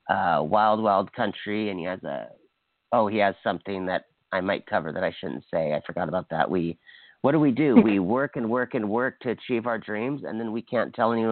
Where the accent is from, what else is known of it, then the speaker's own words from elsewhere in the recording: Hawaii, United States; I'm from Hawaii